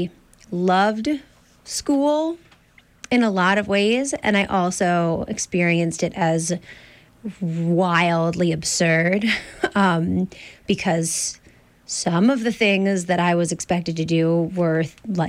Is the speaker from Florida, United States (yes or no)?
no; Ossining, New York, United States; I grew up outside of New York City in Ossining